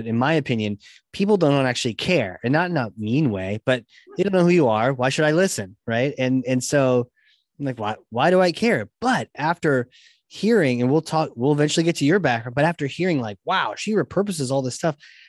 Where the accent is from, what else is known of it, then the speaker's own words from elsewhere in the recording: Virginia, United States; born there; Well, I was born in Virginia and I like mint chocolate chip.